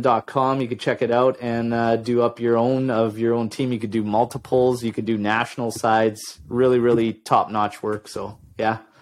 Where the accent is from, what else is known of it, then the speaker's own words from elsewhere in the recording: Ontario, Canada; now in British Columbia, Canada; I was born in Ontario